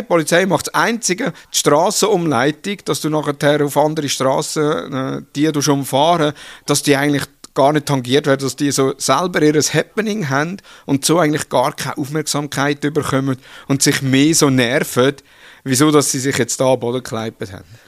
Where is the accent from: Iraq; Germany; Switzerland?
Switzerland; als Schweizer